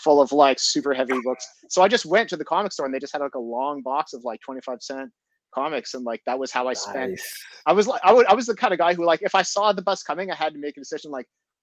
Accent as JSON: {"language": "English", "town": "Montreal", "region": "Quebec", "country": "Canada", "tie": "born or raised there", "also_born_or_lived": "Japan / Netherlands", "moved": "as an adult", "lives_now": "Toronto, Canada", "said": "I grew up in Montreal. I grew up as an English Montreal or an Anglo, as we call ourselves"}